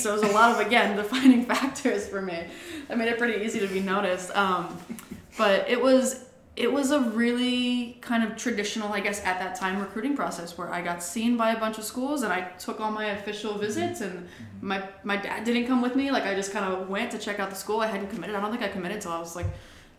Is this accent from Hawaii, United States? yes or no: yes; Hawaii, United States; moved away as an adult; also born or lived in Durham, North Carolina / Boston / Hartford, Connecticut; I am from Hawaii.